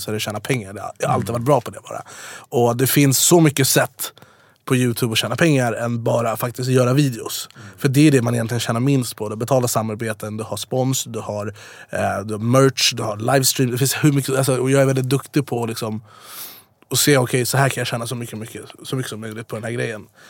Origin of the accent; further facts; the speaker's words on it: Jordbro, Stockholm County, Sweden; also born or lived in Farsta / Dubai; now in Stockholm, Sweden; Jag är uppvuxen i Jordbro, sen bodde jag i Farsta, sen på mm. Drottninggatan, sen i Dubai